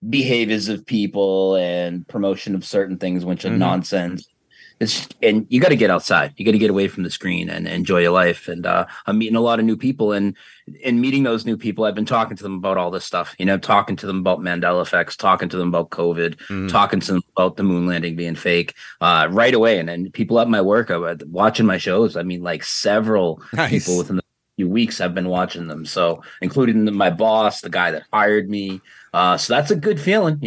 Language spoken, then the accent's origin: English; Massachusetts, United States; accent: Massachusetts; moved away as an adult; now in North Carolina, United States; mine's one of the strongest, even though, you know, amongst people where I come from